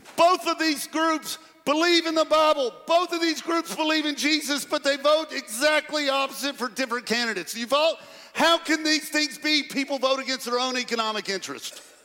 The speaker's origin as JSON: {"language": "English", "town": "Pratt", "country": "United States", "tie": "born or raised there", "moved": "yes", "lives_now": "Murfreesboro, United States"}